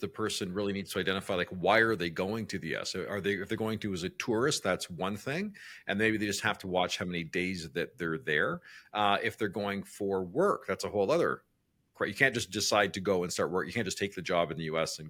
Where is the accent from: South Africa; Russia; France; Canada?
Canada; So as a Canadian, am I entitled to a certain number of days I can stay in the United States without having to get a visa or have to worry about tax considerations?